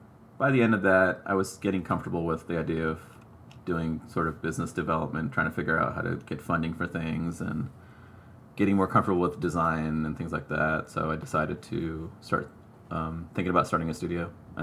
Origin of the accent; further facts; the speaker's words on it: Sri Lanka; born there; I was born in Sri Lanka, which is a former British colony